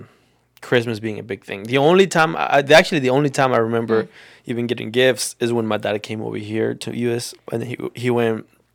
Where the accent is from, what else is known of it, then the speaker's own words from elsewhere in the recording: Mexico; now in United States; whenever I grew up in Mexico, I had never heard about Santa Claus.